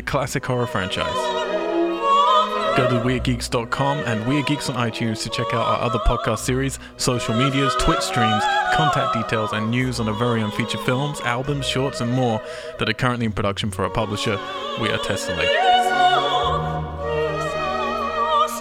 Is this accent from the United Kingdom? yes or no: yes; Cambridge, East of England, United Kingdom; my hometown, Cambridge